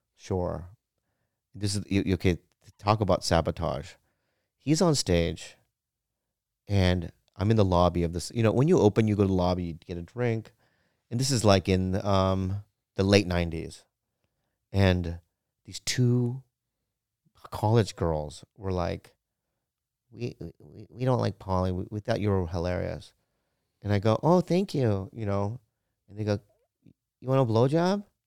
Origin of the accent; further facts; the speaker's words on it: Poway, California, United States; I grew up in Poway